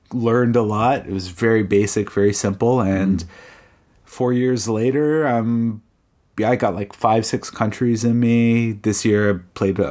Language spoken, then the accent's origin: English; Canada; I'm from Southern Canada